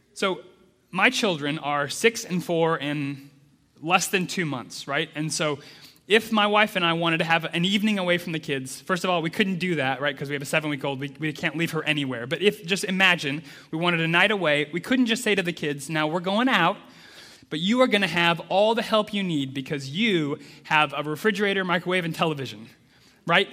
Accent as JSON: {"language": "English", "region": "Midwest United States", "country": "United States", "tie": "born or raised there", "said": "I grew up in the Midwest United States"}